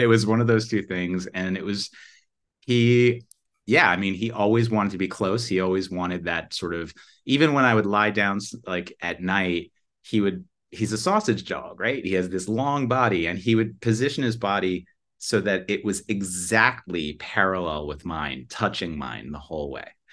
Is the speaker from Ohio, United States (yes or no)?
no; New York, United States; moved away as an adult; also born or lived in California; I'm from New York, but I lived out there for a little while